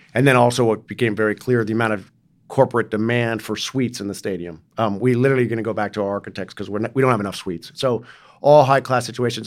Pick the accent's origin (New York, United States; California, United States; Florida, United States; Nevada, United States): New York, United States; New York City; also born or lived in San Francisco Bay Area; now in Los Angeles, United States; I grew up in New York City